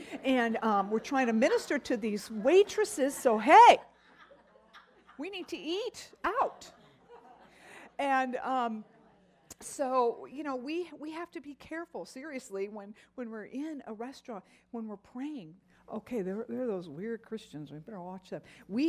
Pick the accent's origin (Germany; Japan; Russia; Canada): Japan; As a little girl, you all know that I grew up in Japan